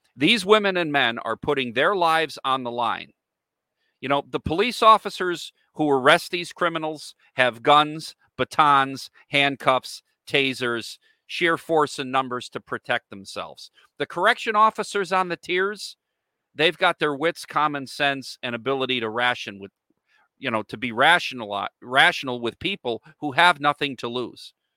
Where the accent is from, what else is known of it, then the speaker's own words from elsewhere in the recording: United States; I, as an American, a citizen of the United States